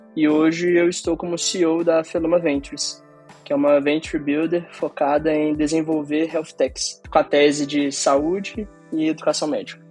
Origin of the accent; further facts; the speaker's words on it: Belo Horizonte, Minas Gerais, Brazil; moved away as an adult; Eu sou de Belo Horizonte, fiquei oito anos fora da cidade e retornei agora